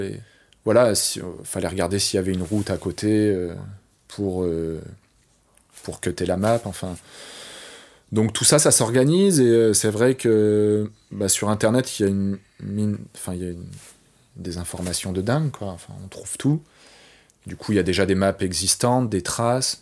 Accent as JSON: {"language": "French", "town": "Paris", "region": "Île-de-France", "country": "France", "said": "je suis un vrai Parisien"}